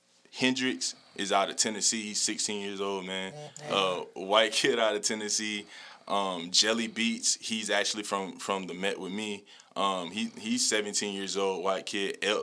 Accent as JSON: {"language": "English", "country": "Colombia", "said": "Because, like, I get more love outside of Colombia than in Colombia. To this day, I'm from Colombia. I never performed in Colombia"}